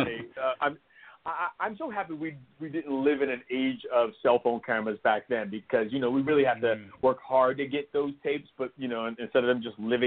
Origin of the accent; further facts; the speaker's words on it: Homestead, Florida, United States; You know, I grew up in Miami, Florida, on a place called Homestead Air Force Base, which is no longer there.